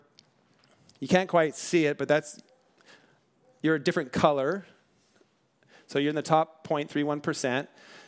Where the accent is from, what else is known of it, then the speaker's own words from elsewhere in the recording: Bellflower, California, United States; born there; I was born in Bellflower, California in 1970 in the United States of America.